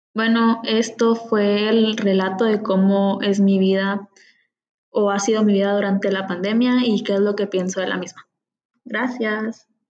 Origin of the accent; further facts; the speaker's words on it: San Antonio Suchitepéquez, Suchitepéquez, Guatemala; also born or lived in Concord, California, United States / Palín, Guatemala; Soy originaria de San Antonio Suchitepeques y soy estudiante. No toda mi vida he vivido en San Antonio, pues viví en Concord, California por cuatro años y algo